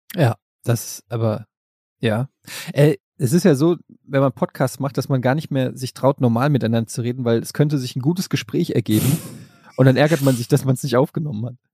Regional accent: Germany; ich als Deutscher

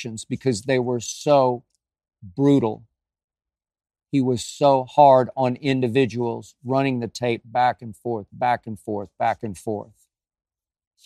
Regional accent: Oklahoma City, Oklahoma, United States; the team I grew up loving in Oklahoma City and Norman, Oklahoma, the Oklahoma Sooners.

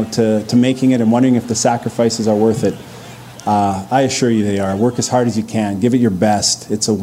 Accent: Edmonton, Alberta, Canada; moved away as an adult; also born or lived in Calgary; even though I was from Edmonton

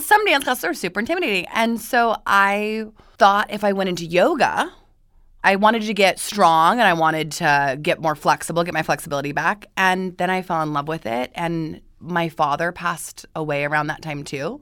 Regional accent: Boise, Idaho, United States; moved away as an adult; now in Los Angeles, United States; I'm originally from Boise, Idaho

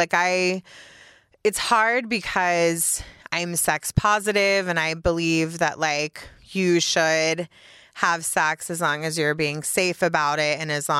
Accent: Mississippi, United States; born there; So I was born in Mississippi, and then we moved all over the South.

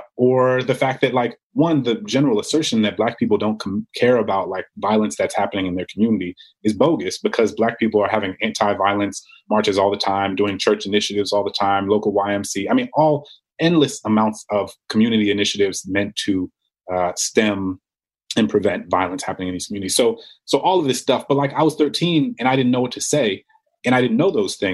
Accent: New Orleans, Louisiana, United States; I grew up in New Orleans

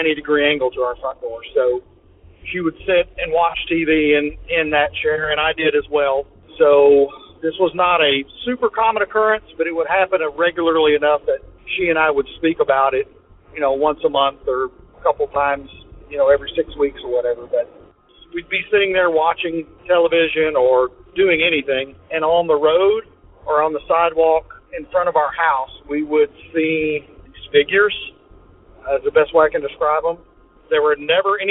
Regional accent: Tennessee, United States; from Tennessee

